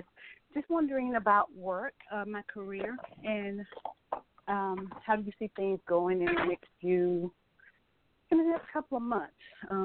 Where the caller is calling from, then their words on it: Atlanta, Georgia, United States; I'm calling from Atlanta, Georgia.